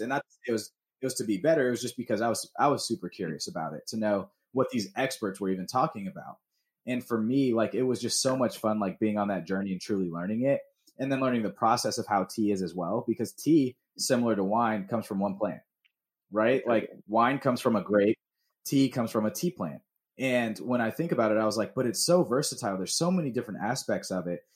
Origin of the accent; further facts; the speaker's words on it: Atlanta, Georgia, United States; growing up in Georgia